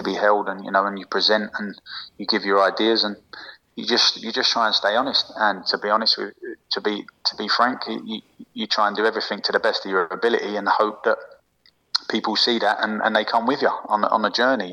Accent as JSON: {"language": "English", "region": "England", "country": "United Kingdom", "moved": "as an adult", "lives_now": "France", "said": "I'm very naive as English people"}